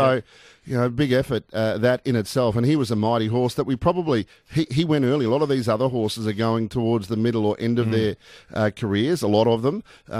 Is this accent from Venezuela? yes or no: no; Australia